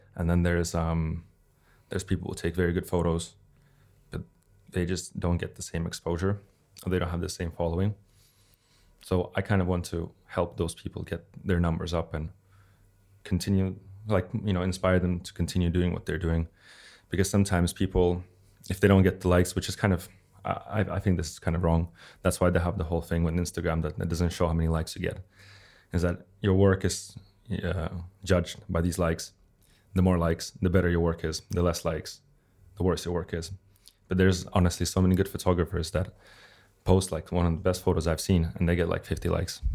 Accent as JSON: {"language": "English", "country": "Russia", "moved": "yes", "lives_now": "Helsinki, Finland", "said": "from Russia"}